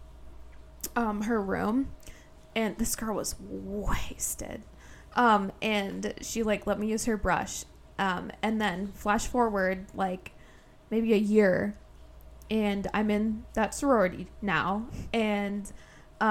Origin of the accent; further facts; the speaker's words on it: South Dakota, United States; moved away as an adult; now in Omaha, United States; I'm from South Dakota. I came here for grad school